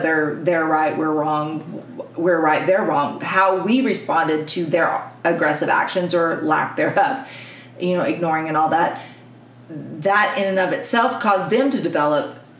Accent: Texas, United States; I'm a Texan and I'm a Texas woman and I am very high strung.

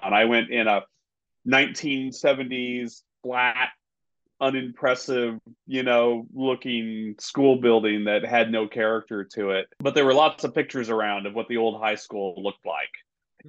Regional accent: Southwest Missouri, United States; moved away; that's how I ended up growing up in Southwest Missouri

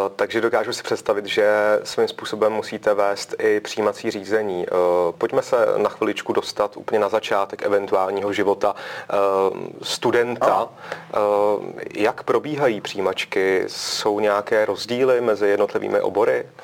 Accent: South Bohemian Region, Czechia; Já sám jsem jeho Čech

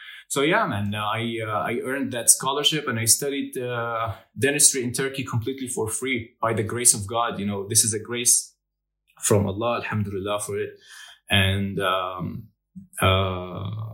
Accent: Jordan; I come from Jordan, and in Jordan, the average that you get, the GPA that you get, dictates what kind of major you will enroll

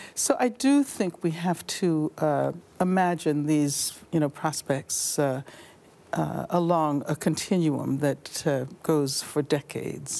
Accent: Birmingham, Alabama, United States; when I was young, growing up in Birmingham, Alabama

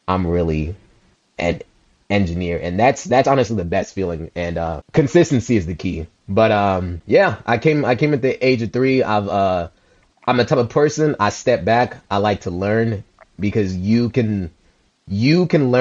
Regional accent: United States; also born or lived in Liberia; I came into America at the age of 3. My mom and dad had sent my aunt to send for me. And I was born in Liberia.

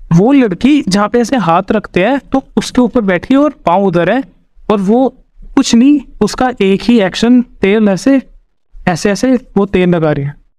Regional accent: Haryana, India; मैं हरियाणा से हूँ

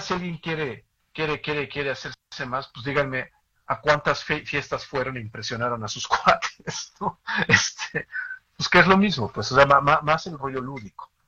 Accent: Mexico; como mexicanos

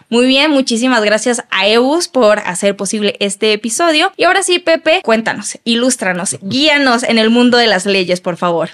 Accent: Mexico; como mexicanos

